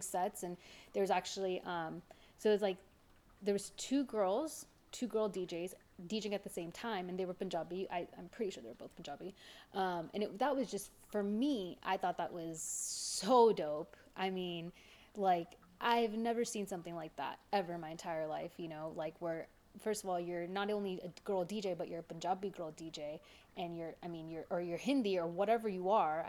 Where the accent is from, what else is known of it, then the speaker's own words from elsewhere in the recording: Los Angeles, California, United States; as a brown woman growing up, especially